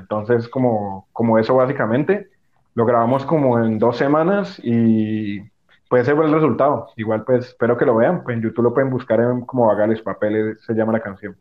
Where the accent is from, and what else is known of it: Colombia